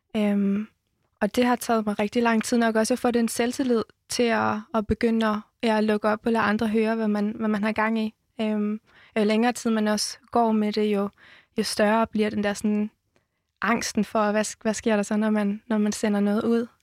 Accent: Jutland, Denmark; Jeg er fra Jylland

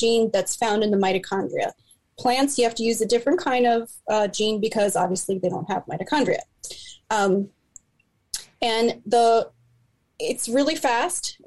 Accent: Delco, Pennsylvania, United States; I grew up in Delco and you don't play in the Darby Creek

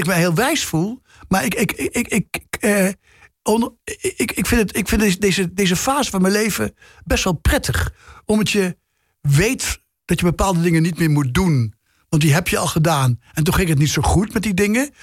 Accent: Nijmegen, Gelderland, Netherlands; moved away as an adult; also born or lived in Amsterdam; dat Nijmegen, waar ik ben geboren, waar ik ben opgegroeid, gepubert heb, even gestudeerd heb.

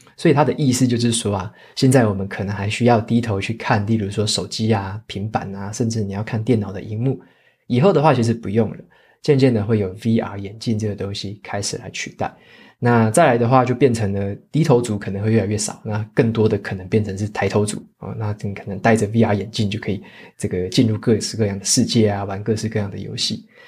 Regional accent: Taitung County, Taiwan; moved away; 我自己也会回我的老家台东那边去过年

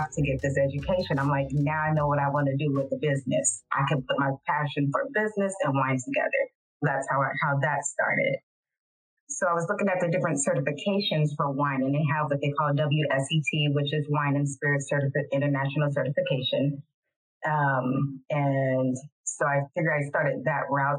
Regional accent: San Francisco, California, United States; now in Modesto, United States; I'm from San Francisco, but I've lived in Modesto, California for over 20 years

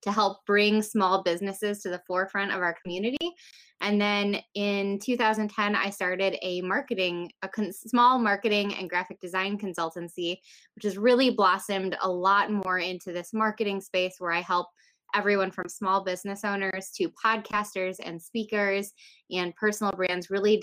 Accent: Rockford, Illinois, United States; I'm from Rockford, Illinois, which is nearby Chicago, about 90 miles west of Chicago.

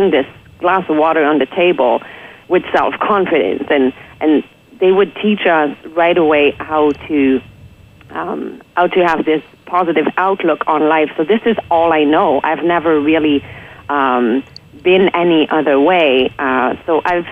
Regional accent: Quebec City, Quebec, Canada; I'm from Quebec City. I grew up there in a very positive environment.

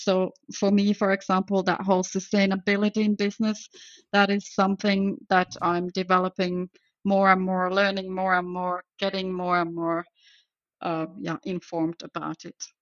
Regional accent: Finland; moved away as an adult; now in Belgium; I am actually from Finland to start with, but I live in Belgium for about 20 years or more now.

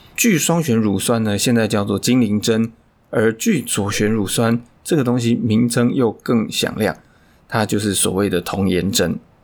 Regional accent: Taiwan; 尤其我们台湾人这种骨架

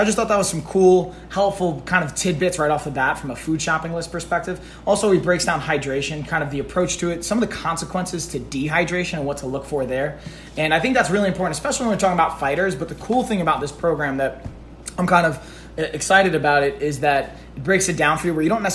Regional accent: Long Island, New York, United States; also born or lived in Brooklyn, New York; I'm from Long Island myself, originally Brooklyn, but mostly I grew up on Long Island

